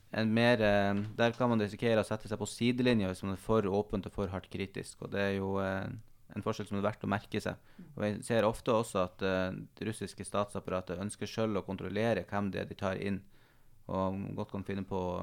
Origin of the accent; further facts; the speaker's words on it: Northern Norway, Norway; also born or lived in Tromsø; det her store landet som ligger for så vidt nærmere der jeg kommer fra, enn Oslo gjør